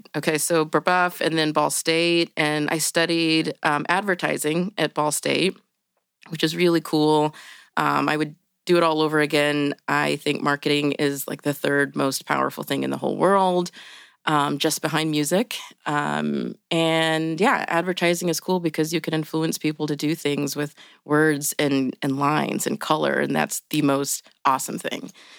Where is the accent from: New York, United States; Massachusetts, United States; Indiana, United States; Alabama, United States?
Indiana, United States; Indianapolis; I grew up in Indianapolis. I actually, in this neighborhood, I was in Broad Ripple until 6th or 7th grade when my parents said that we were going to move to 36th and Park.